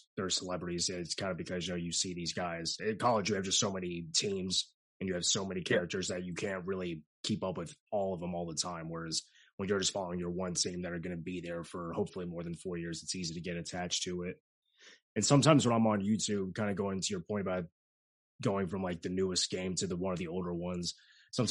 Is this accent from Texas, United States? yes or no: no; Florida, United States; moved away; also born or lived in Atlanta; I grew up in Florida, it's about 45 minutes south of Gainesville